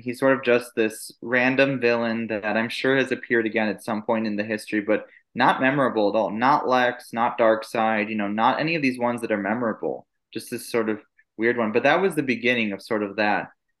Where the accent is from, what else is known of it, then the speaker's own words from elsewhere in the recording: New York City, New York, United States; born there; but I actually wasn't born in Cleveland. I was born in New York, like after they had left Cleveland.